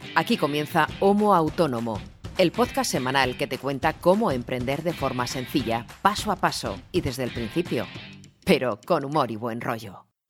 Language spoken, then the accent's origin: Spanish; Canary Islands, Spain; soy canario